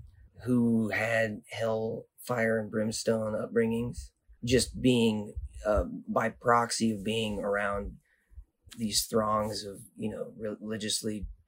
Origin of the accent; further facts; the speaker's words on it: Nevada, United States; I was born in Reno, Nevada, and I grew up in the Sierra Nevada mountains.